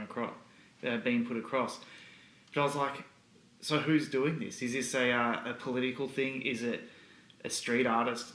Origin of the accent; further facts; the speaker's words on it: Australia; where are you from and you say oh Australia